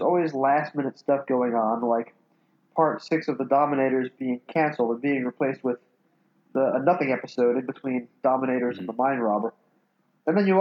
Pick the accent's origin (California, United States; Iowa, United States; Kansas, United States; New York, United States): New York, United States; I was born in the early 70s, and I was born in New York